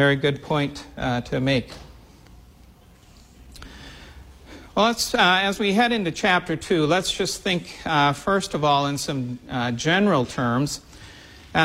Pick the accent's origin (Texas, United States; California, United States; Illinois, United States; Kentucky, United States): Illinois, United States; the Midwest, central; growing up in the Midwest